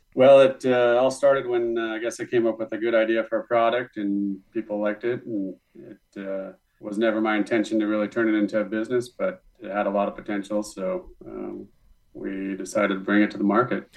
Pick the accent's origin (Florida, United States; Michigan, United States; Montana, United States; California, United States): Montana, United States; also born or lived in Denison, Texas; now in Carlsbad, United States; I'm from Montana